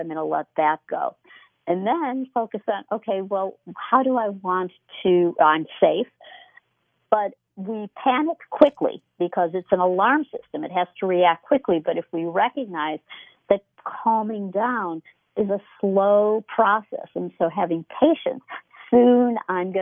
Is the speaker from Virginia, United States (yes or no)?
no; Chicago, Illinois, United States; moved away; I was from the Chicago area